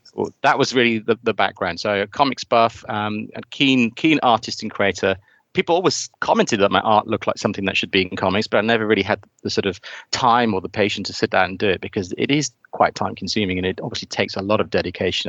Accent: South Wales, United Kingdom; now in near London, United Kingdom; I hail from South Wales, by the way. So it was ironic that I'm living near London

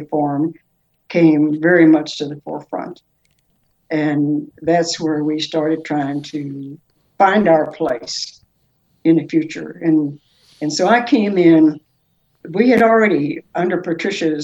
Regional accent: Lexington, Kentucky, United States; I'm from Lexington, Kentucky, and I've lived here all my life

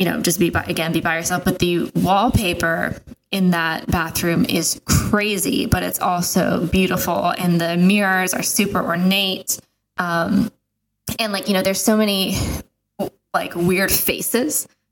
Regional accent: Florida, United States; now in Texas, United States; I grew up in Florida

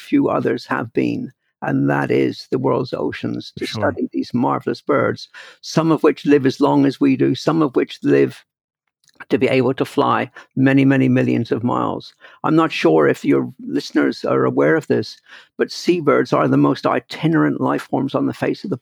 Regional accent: Brixham, South West England, United Kingdom; moved away; My childhood was spent growing up in Brixham, a small but very busy fishing port on the southern coast of southwest England.

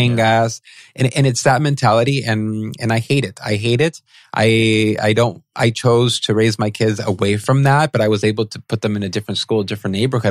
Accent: San Pedro, California, United States; I grew up in San Pedro, California

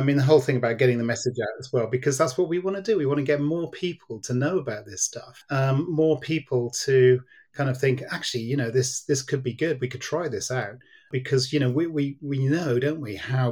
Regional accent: Cardiff, Wales, United Kingdom; I was born in Cardiff, so I'm very much a Welshman in my heart.

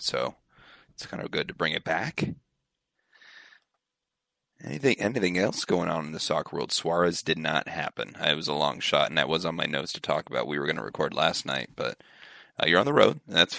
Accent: Seattle, Washington, United States; I'm born and raised in Seattle

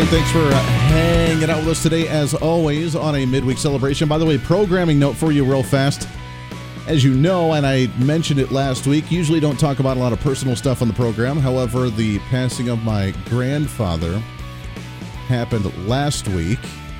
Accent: Colorado, United States; moved away; I come from Colorado originally

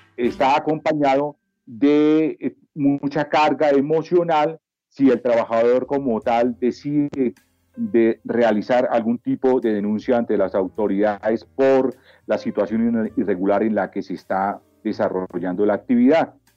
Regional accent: Bogotá, Colombia; soy natural de la ciudad de Bogotá

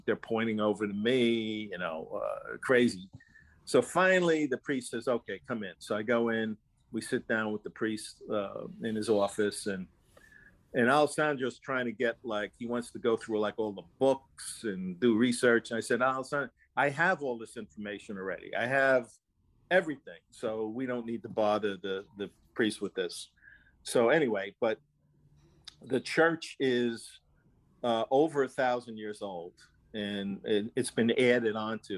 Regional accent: New Jersey, United States; the only family that I know that I ever knew growing up in New Jersey were Italian people

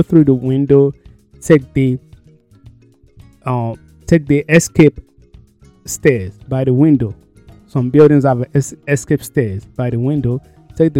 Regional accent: Nigeria; moved away; back home, because I came from Nigeria.

